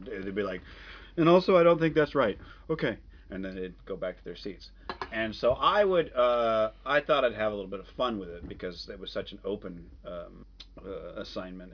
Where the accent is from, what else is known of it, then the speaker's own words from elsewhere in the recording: Phoenix, Arizona, United States; I grew up in Phoenix.